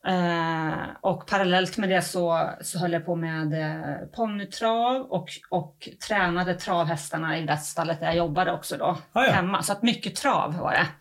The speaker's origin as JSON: {"language": "Swedish", "town": "Uppsala", "region": "Uppsala County", "country": "Sweden", "moved": "yes", "lives_now": "Halmstad, Sweden", "said": "Jag kommer egentligen inte från Halland och det hörs nog, jag kommer från Uppsala"}